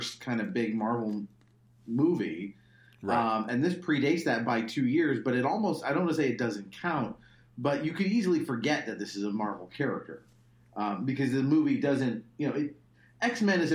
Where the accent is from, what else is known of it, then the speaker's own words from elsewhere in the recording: Laguna Beach, California, United States; I grew up in Laguna Beach